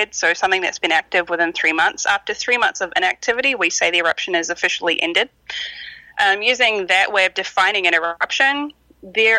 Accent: New Zealand; moved away; I grew up in New Zealand, so growing up around volcanoes

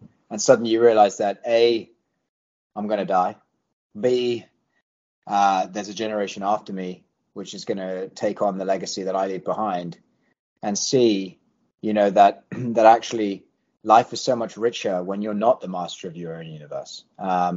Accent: London, United Kingdom; moved away as an adult; also born or lived in Washington, D.C.; now in Nashville, United States; English born and bred, raised in London

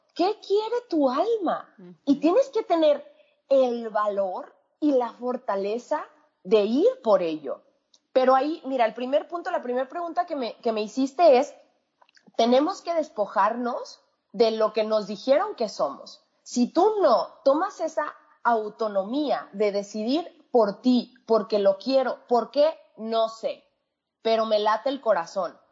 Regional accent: Mexico; moved away as an adult; also born or lived in San Luis Potosí; yo, mexicana, yo eh, estaba viviendo en San Luis Potosí

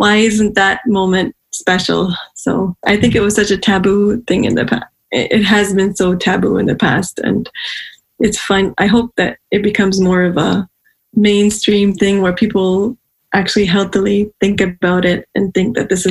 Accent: Pakistan; I come from Pakistan

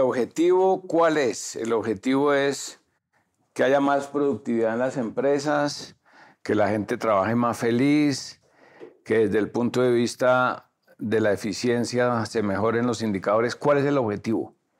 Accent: Colombia; ¿Somos los colombianos buenos trabajadores?

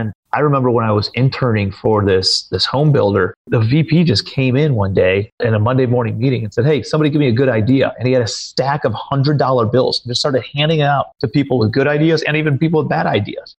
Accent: Cleveland, Ohio, United States; moved away as an adult; also born or lived in New York City; I'm from Cleveland, Ohio

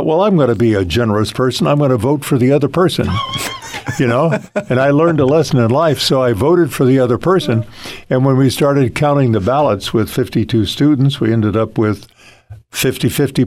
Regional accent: Ojai, California, United States; raised in the Ojai Valley

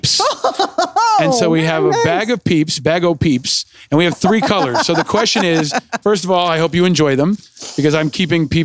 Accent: United States; I grew up on the Hudson River, near the Hudson River

